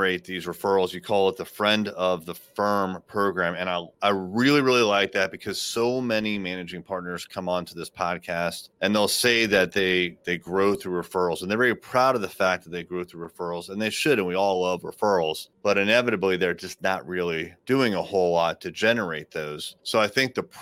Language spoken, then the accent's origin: English; Chesapeake, Virginia, United States; I'm actually from Chesapeake